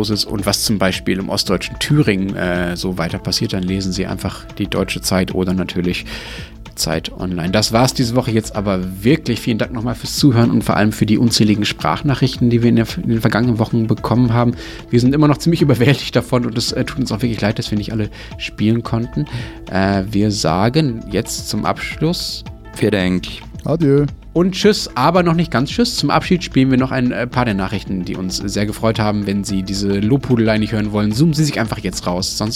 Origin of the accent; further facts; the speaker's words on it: Styria, Austria; now in Switzerland; Ich bin Steirerin im Herzen und wohne in der Schweiz, also ich mache sozusagen Entwicklungshilfe da.